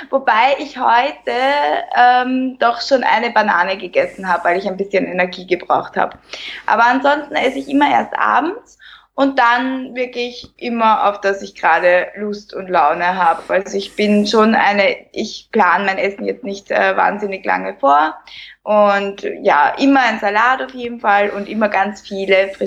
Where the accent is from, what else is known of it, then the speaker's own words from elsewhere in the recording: Lower Austria, Austria; ich bin 31 Jahre, ich komme aus Niederösterreich, in der Nähe von Wien lebe ich, arbeite auch in Wien